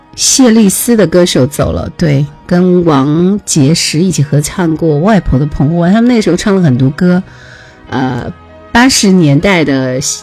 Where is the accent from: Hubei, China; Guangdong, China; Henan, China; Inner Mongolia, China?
Hubei, China; Jingzhou; 我是湖北的，湖北荆州的，荆州古城的